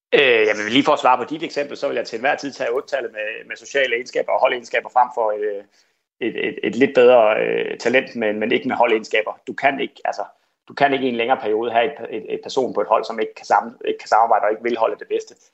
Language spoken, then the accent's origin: Danish; Kolding, Southern Denmark, Denmark; jeg voksede op her i Kolding